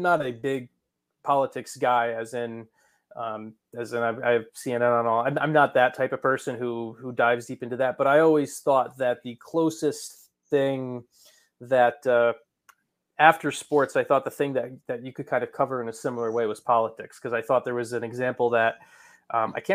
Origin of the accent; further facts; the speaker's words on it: New Jersey, United States; I grew up in New Jersey, so I grew up as a big Devils fan in North Jersey